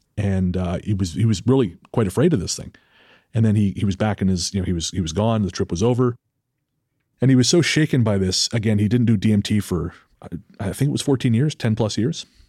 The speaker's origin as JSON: {"language": "English", "region": "British Columbia", "country": "Canada", "tie": "born or raised there", "said": "it's my hometown"}